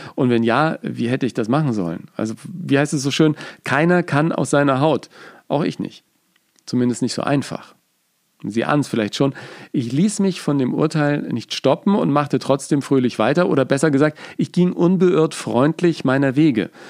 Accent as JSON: {"language": "German", "town": "Hummeltal", "region": "Bavaria", "country": "Germany", "tie": "born or raised there", "also_born_or_lived": "Nuremberg", "said": "Die meiste Zeit lebten wir mit der Familie in kleinen Städten oder Dörfern wie im fränkischen Hummeltal, eine kleine Gemeinde im Landkreis Bayreuth in Oberfranken"}